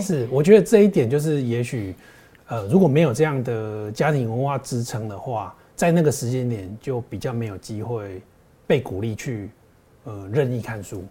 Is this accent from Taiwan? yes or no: yes; Taichung, Taiwan; also born or lived in Keelung; 我小时候住，呃，暑假会去爱四路，然后周，呃，有时候礼拜天也会从台中回基隆，爱四路去打弹珠、捞金鱼什么的啊